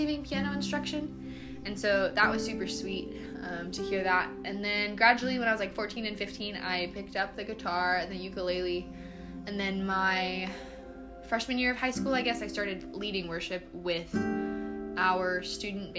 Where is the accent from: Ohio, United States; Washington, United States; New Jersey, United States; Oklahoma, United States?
Oklahoma, United States; Tulsa; I'm from Tulsa, Oklahoma, around that area originally